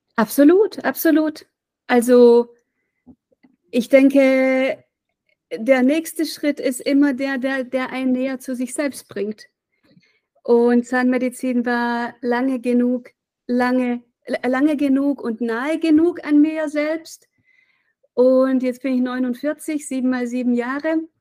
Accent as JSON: {"language": "German", "town": "Reutlingen", "region": "Baden-Württemberg", "country": "Germany", "tie": "born or raised there", "moved": "yes", "lives_now": "Weimar, Germany", "said": "wir sind in Reutlingen aufgewachsen, 100.000 Einwohner"}